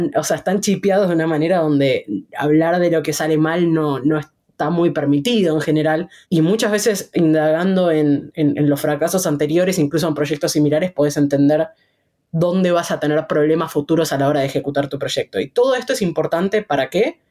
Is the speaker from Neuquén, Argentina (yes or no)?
no; Buenos Aires, Argentina; yo nací en Buenos Aires, Argentina.